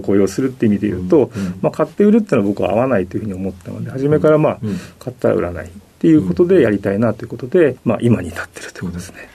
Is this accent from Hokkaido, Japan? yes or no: yes; Sapporo, Hokkaido, Japan; also born or lived in Hakodate, Hokkaido; 北海道の函館で生まれで、札幌で育ちました。